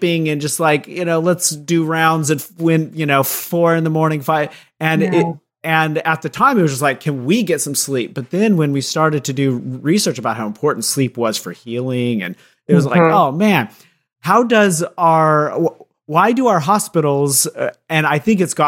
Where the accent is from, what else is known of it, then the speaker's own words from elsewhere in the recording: Tucson, Arizona, United States; I was born in Tucson.